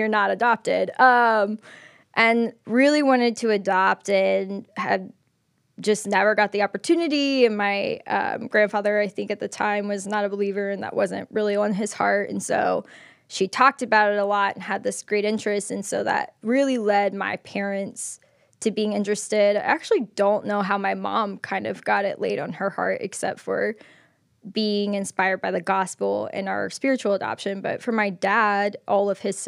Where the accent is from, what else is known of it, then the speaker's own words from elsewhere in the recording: Clemson, South Carolina, United States; moved away as an adult; now in Atlanta, United States; I grew up in Clemson, South Carolina, the town